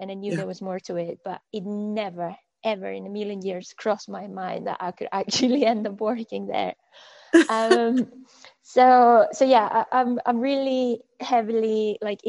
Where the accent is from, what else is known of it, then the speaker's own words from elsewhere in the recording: Monterrey, Nuevo León, Mexico; moved away as an adult; also born or lived in Scotland / Malmesbury, England / Shanghai; So I was born in Monterrey, which is in the northeast of Mexico, and I grew up there